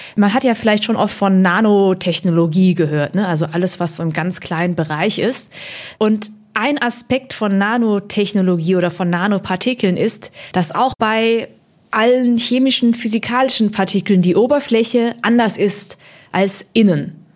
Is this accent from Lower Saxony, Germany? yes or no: no; Hemsbach, Baden-Württemberg, Germany; also born or lived in Heppenheim, Hesse; Ich bin geboren in Heppenheim an der Bergstraße auch bekannt als Vettelheim